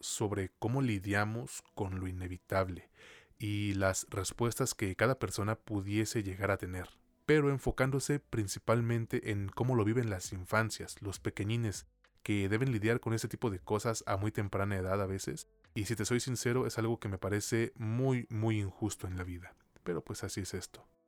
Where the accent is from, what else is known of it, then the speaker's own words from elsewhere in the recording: Mexico; a mí como mexicano